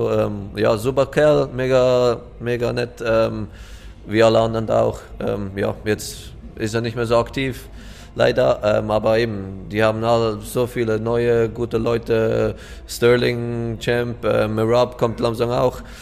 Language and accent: German; Switzerland; ich komme aus der Schweiz, wo wir sehr Französisch reden. Ich selber eigentlich nicht, aber ich höre es mega gerne.